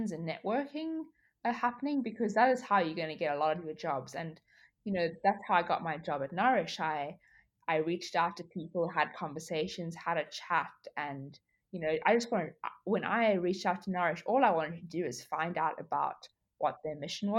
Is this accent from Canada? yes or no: no; South Africa; moved away as an adult; now in Australia; I am from South Africa. I went to high school in South Africa